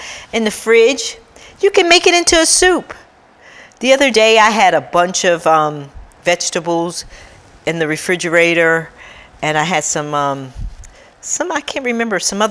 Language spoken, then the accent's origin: English; Detroit, Michigan, United States; I grew up in Detroit